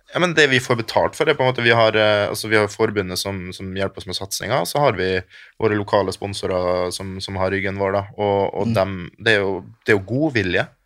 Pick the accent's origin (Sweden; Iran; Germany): Germany; also born or lived in Kristiansund, Norway; now in Norway; Hele familien min bor i Tyskland, for jeg er fra Tyskland